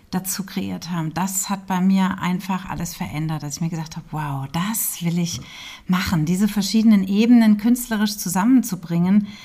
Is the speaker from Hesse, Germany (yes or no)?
yes; Hünfeld, Hesse, Germany; Ich komme eigentlich aus Hünfeld mhm. und äh, bin da geboren in Hünfeld, bin da aufgewachsen ja, habe meine Schulzeit da verbracht